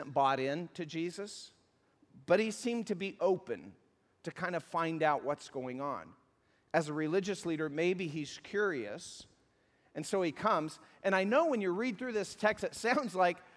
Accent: the South, United States; I'm from the South

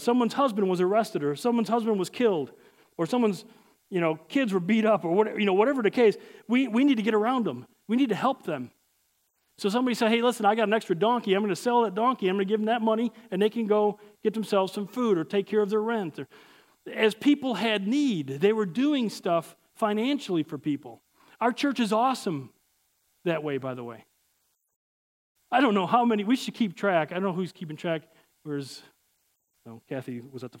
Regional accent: Chicago, Illinois, United States; I'm from Chicago.

